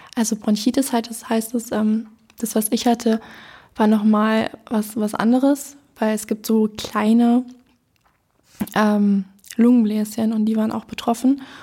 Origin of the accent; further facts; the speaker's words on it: Berlin, Germany; also born or lived in Neu-Hohenschönhausen, Berlin; Ich ähm, wohne jetzt in Neuhundschönhausen, aber ich bin hier in Lichtenberg aufgewachsen